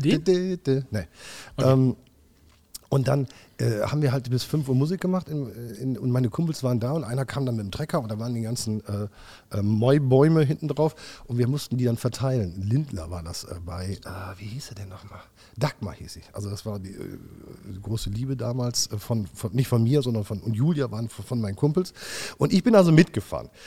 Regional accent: Wipperfürth, North Rhine-Westphalia, Germany; also born or lived in Hückeswagen; Aber ich bin gebürtiger Wipperfield. Das ist mein Heimatland, mein Heimatdorf hier

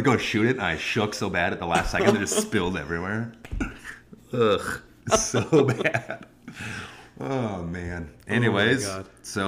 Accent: Wisconsin, United States; I hope I can be a good Wisconsin guy for you

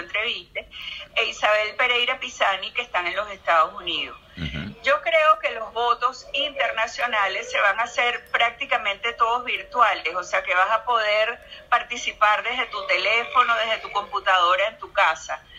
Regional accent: Venezuela; nosotros los venezolanos

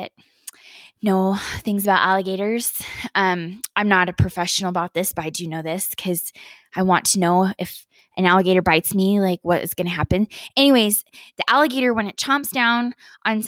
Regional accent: Utah, United States; moved away as an adult; now in Colorado, United States; I live in Colorado now, but I grew up in Utah my whole life, basically.

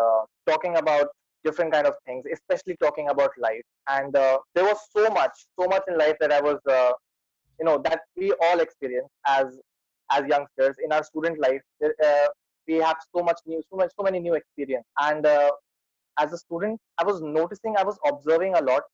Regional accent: Lucknow, Uttar Pradesh, India; I'm from India, as you can notice it from my accent

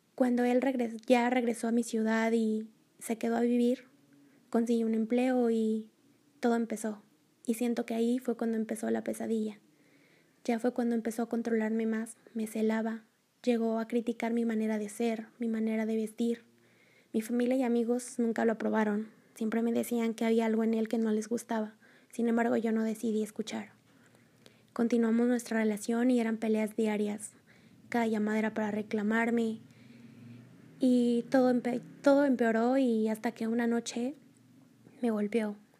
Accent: Mexico; soy de México, tengo 25 años

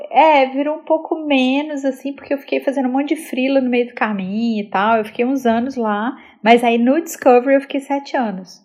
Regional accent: Belo Horizonte, Minas Gerais, Brazil; also born or lived in Rio de Janeiro; eu nasci no Rio, eu cresci em BH

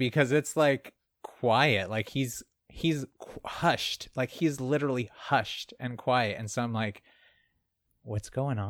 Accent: the South, United States; accent: southern; Sometimes my Southern accent comes back.

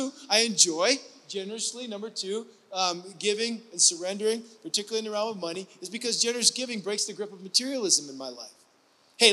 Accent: Ohio, United States; moved away; I grew up in the Midwest, in the state of Ohio, in the northwest part by Lake Erie

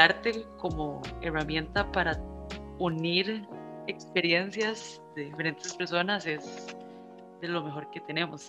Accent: Costa Rica; yo soy primera generación de Costa Rica, entonces aquí realmente no tengo raíz. Mi mamá es nicaragüense, mi papá es salvadoreño

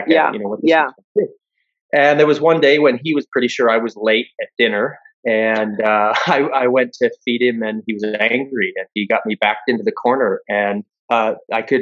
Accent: Western Pennsylvania, United States; what we grew up with in Western Pennsylvania

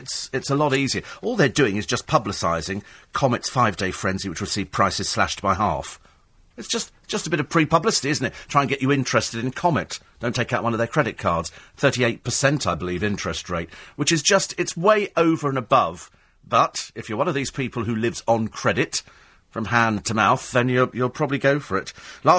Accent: United Kingdom; I think we'll join that queue because we're British. We like a queue.

